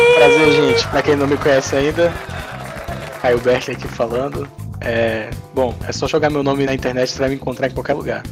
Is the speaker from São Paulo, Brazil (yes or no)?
no; Princesa Isabel, Paraíba, Brazil; now in Santos, Brazil; pelo menos lá minha cidade onde eu nasci, né, no Nordeste, em Princesa Isabel